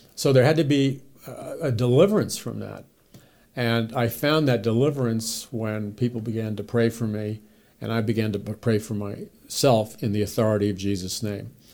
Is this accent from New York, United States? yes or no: yes; New York City, New York, United States; I was raised in New York City